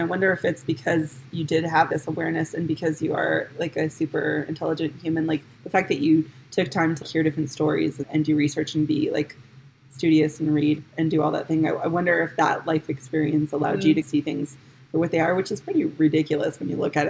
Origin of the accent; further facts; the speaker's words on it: New York, United States; I'm from New York, let me tell you.